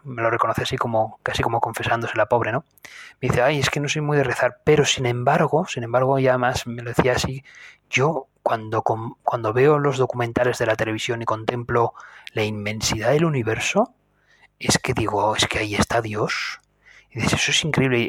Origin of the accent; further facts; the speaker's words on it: Spain; yo soy de España